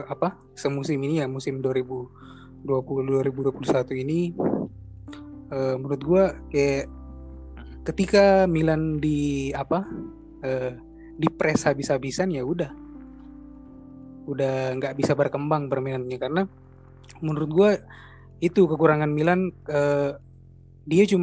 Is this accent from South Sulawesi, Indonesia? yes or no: yes; Makassar, South Sulawesi, Indonesia; born there; Jadi gue lahir di Makassar, sekarang juga udah domisili di Makassar.